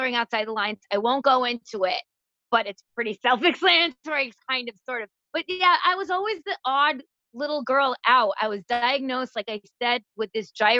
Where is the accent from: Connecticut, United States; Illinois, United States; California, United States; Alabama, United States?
Connecticut, United States; I was born and raised in Connecticut.